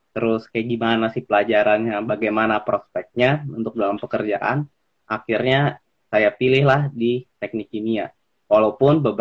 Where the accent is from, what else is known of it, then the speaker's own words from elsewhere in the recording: Jakarta, Indonesia; oh uh, aku asalnya dari Jakarta sebenarnya